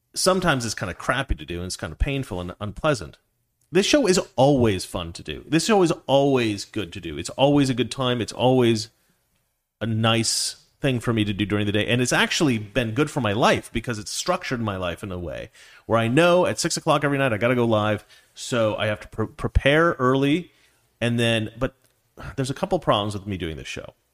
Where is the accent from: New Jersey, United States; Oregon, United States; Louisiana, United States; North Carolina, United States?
Oregon, United States; Dallas; I was born in Dallas, Oregon